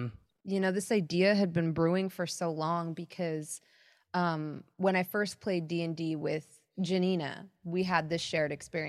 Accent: Pakistan; because I'm Pakistani and Indian.

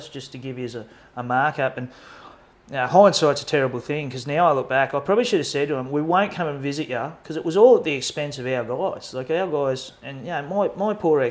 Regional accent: Australia; moved away as an adult; now in Norway; I've come from Australia where, you know, this is huge

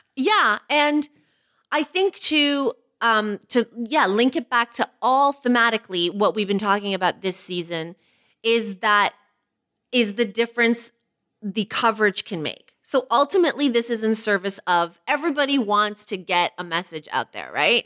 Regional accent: Canada; an Asian woman who was born in Canada

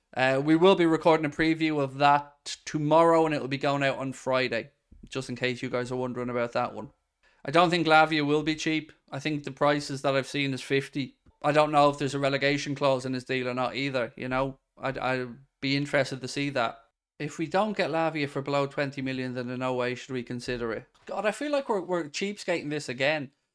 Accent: Ireland; As an Irishman

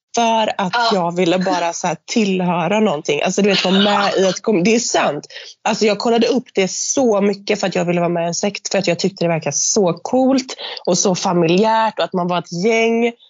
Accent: Gothenburg, Västra Götaland, Sweden; accent: göteborgska; jag har en fantastisk göteborgska

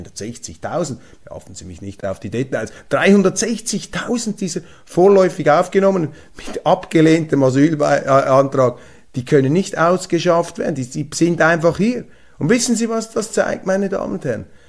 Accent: Zurich, Switzerland; ich bin ja Zürcher mit Migrationshintergrund

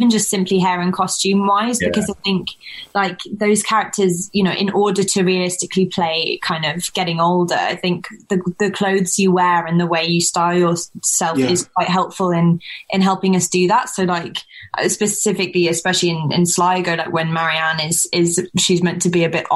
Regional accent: London, United Kingdom; coming from sort of London, my accent's almost sort of naturally quite self-conscious

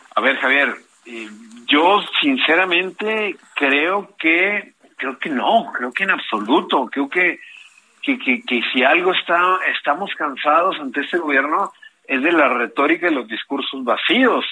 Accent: Mexico; tenemos nuevos derechos como mexicanos y como mexicanas

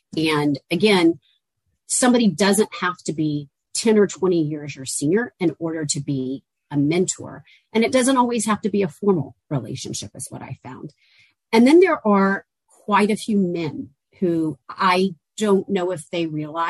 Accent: Georgia, United States; also born or lived in Auburn, Alabama; One is I'm a Southerner, and I grew up in the South in Georgia, went to school in Auburn, Alabama.

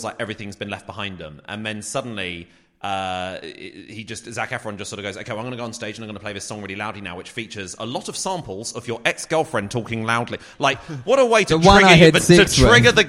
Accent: United Kingdom; as a British person

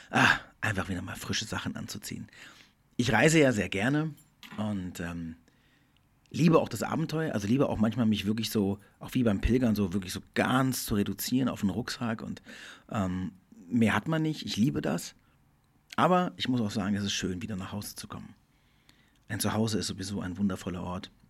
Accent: Portugal; also born or lived in Germany; Ich bin in Deutschland geboren, bin dann mit meiner Mutter, als meine Eltern sich getrennt haben, mit der Deutschen nach Portugal gegangen, bin da aufgewachsen, bin da aber auf eine deutsche Schule gegangen.

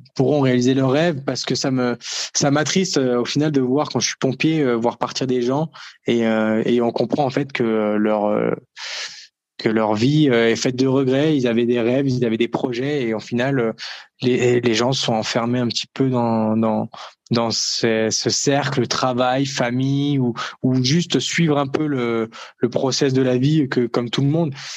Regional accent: France; nous en France

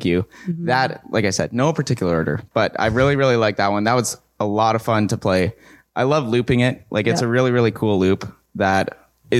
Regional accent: Winnipeg, Manitoba, Canada; growing up in Winnipeg

